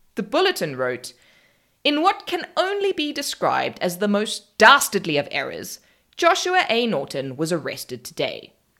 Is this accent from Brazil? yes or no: no; South Africa; I'm South African